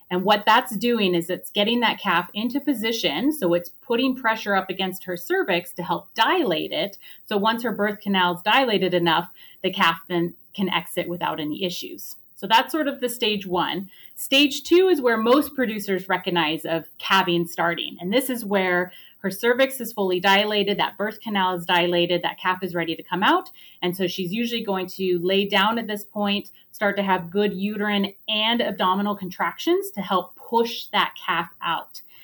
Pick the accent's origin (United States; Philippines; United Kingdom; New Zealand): United States; moved away as an adult; also born or lived in Oregon / New York; now in Calgary, Canada; I am actually originally from the United States